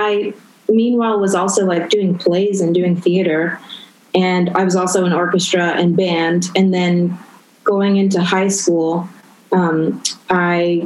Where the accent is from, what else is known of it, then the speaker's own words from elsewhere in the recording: Orange County, California, United States; moved away as an adult; also born or lived in Whittier, California / New York; now in Vancouver, Canada; I was born in Whittier, but I grew up in Orange County